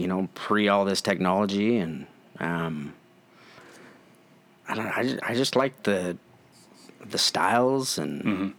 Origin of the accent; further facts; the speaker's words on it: Ogden, Utah, United States; and... I'm from Ogden, Utah.